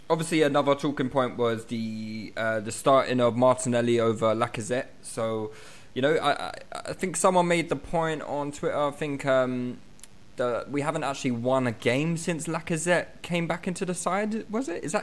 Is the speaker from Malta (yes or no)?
yes; Malta; Yeah, exactly. I'm from Malta.